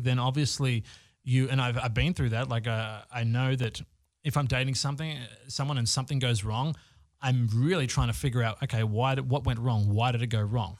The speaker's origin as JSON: {"language": "English", "country": "Australia", "moved": "yes", "lives_now": "Los Angeles, United States", "said": "I'm living in Los Angeles. I'm originally from Australia."}